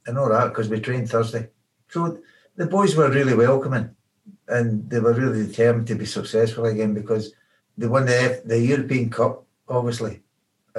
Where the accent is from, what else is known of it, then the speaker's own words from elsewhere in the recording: Glasgow, Scotland, United Kingdom; moved away as an adult; also born or lived in Liverpool; I was born and brought up in Glasgow